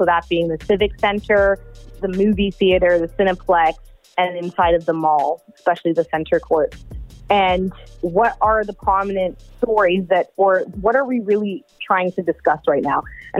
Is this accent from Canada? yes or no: yes; Toronto, Ontario, Canada; I'm from Scarborough